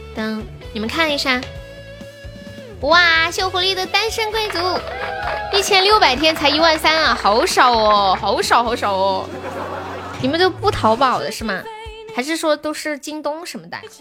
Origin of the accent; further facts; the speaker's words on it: Sichuan, China; 我是四川的